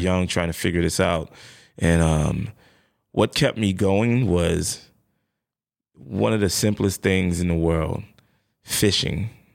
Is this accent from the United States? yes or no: yes; New York City, New York, United States; I'm from the Bronx originally, uh, Bronx, New York